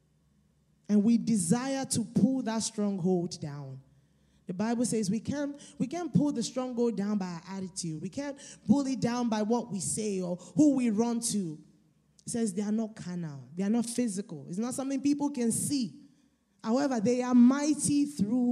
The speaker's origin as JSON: {"language": "English", "country": "Nigeria", "said": "I'm Nigerian"}